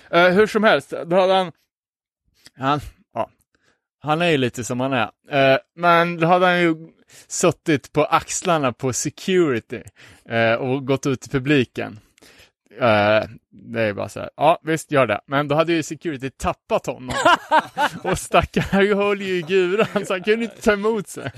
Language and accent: Swedish; Umeå, Västerbotten County, Sweden; hemma i Umeå